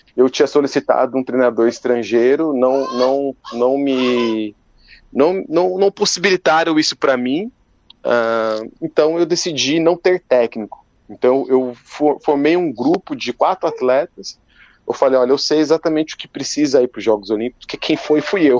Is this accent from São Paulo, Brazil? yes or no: yes; São Paulo, Brazil; Eu sou de São Paulo